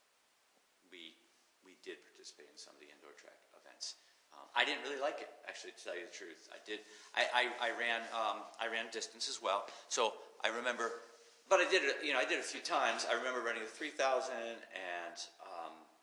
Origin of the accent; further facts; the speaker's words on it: New England, United States; I grew up in New England as well, in my state